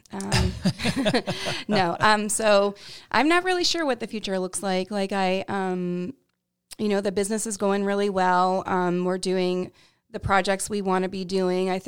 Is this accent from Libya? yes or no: no; Canada; moved away as an adult; now in Portland, United States; I'm actually an immigrant, so I came here from Canada to work for um, a startup agency in Portland, Maine.